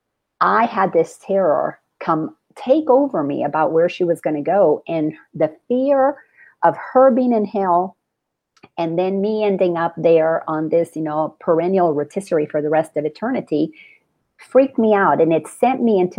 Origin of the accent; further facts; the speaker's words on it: Dominican Republic; moved away; I grew up in the Dominican Republic